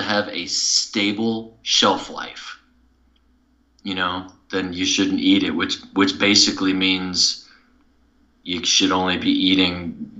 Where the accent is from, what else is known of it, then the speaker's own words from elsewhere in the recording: Midwest, United States; I grew up in the Midwest